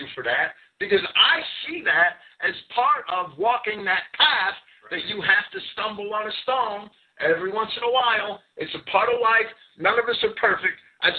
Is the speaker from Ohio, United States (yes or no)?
no; Jersey City, New Jersey, United States; I grew up in Jersey City.